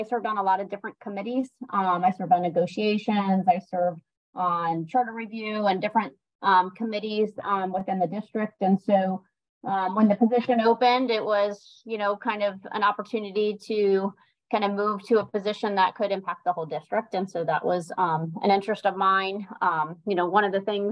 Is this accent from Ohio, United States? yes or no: no; Sarasota, Florida, United States; I grew up in Sarasota. I was born here. So I'm a native to Sarasota County